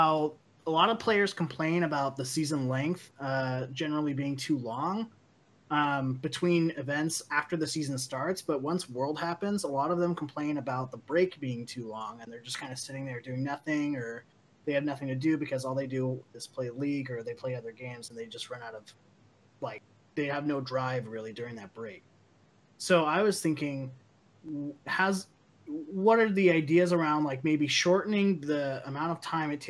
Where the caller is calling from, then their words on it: Santa Clarita, California, United States; Santa Clarita, California.